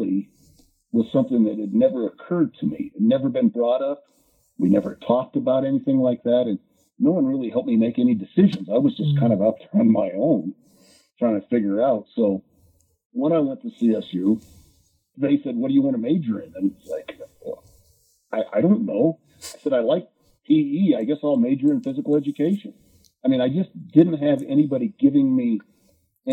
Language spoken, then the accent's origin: English; Lakewood, Colorado, United States; I'm from Lakewood. That's where I live now.